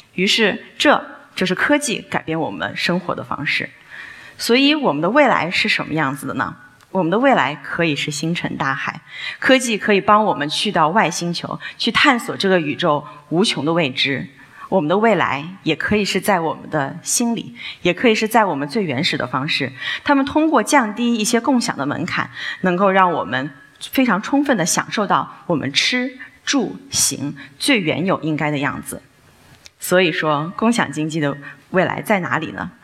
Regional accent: Hefei, Anhui, China; moved away as an adult; now in Beijing, China; 我呢，来自安徽合肥，从二零零三年呢，就开始在北京生活，成为了一个不折不扣的北漂

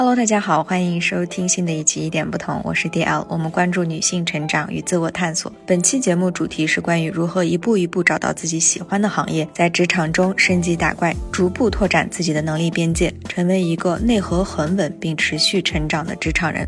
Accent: Xinjiang, China; moved away; 作为新疆人，我们在内地生活的时候

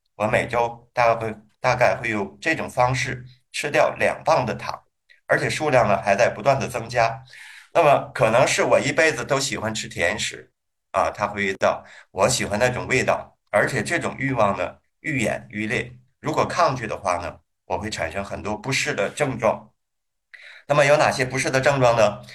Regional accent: Hebei, China; now in Shenzhen, China; 河北的这个叫蜂蜜麻糖，啊，是我们家乡的一个特产

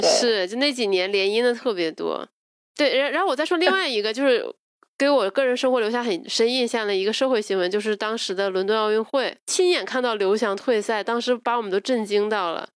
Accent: China; 大陆来的

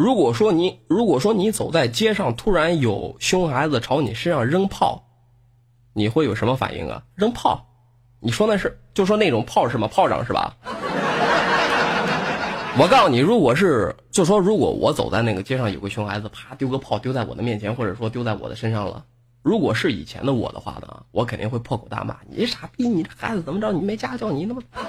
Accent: northern China, China; 我他妈北方人一个，本来普通话说的应该是相当的不错

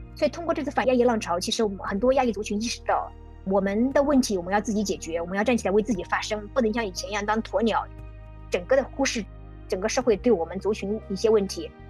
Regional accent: China; now in Chicago, United States; 我以前在中国的环境，还有在美国的环境

